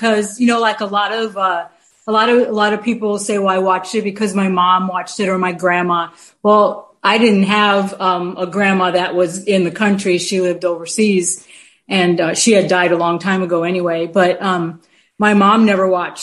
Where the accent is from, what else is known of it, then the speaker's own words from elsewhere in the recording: New York City, New York, United States; also born or lived in Michigan; now in North Carolina, United States; Originally I grew up in New York City until I started traveling all over the country